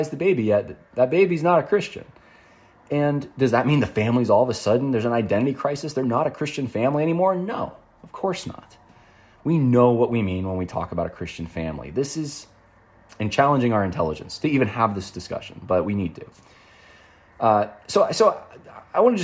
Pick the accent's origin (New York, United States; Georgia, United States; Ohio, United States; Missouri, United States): New York, United States; I grew up in New York primarily, but I would go down south almost every year to Mississippi for family reunions